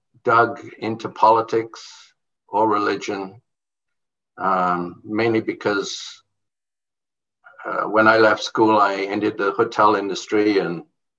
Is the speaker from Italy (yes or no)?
no; Jamaica; born there; also born or lived in England / Bahamas; I was born in Jamaica. I was schooled in the Caribbean, England and the Bahamas.